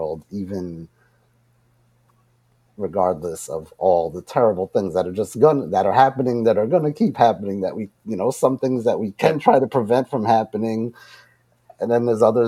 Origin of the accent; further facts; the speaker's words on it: Long Island, New York, United States; also born or lived in Queens, New York; I grew up in Long Island